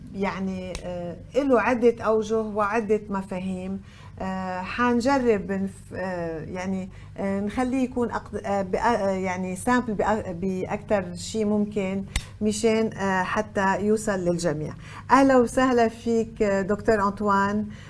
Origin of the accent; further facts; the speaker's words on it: Lebanon; عندنا بلبنان